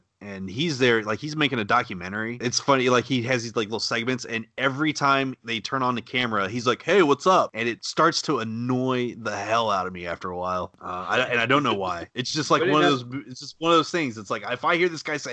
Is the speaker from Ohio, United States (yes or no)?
no; Texas, United States; I'm from Texas where it's always hot.